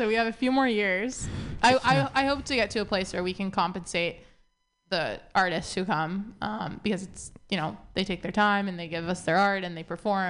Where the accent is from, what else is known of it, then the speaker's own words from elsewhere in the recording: Seattle, Washington, United States; moved away; We grew up in Seattle.